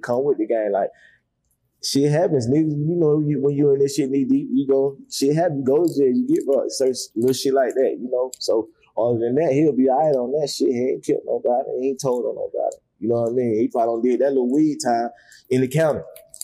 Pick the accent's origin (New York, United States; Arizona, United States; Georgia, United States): Georgia, United States; Atlanta; I was born and raised in Atlanta